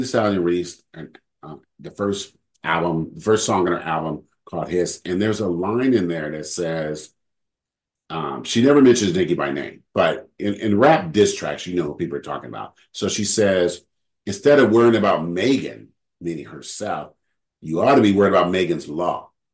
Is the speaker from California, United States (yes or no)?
yes; California, United States; I'm from California